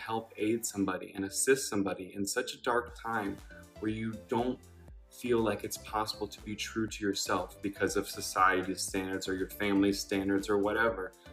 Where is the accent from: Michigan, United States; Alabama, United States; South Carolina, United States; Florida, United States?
South Carolina, United States; moved away; I'm originally from South Carolina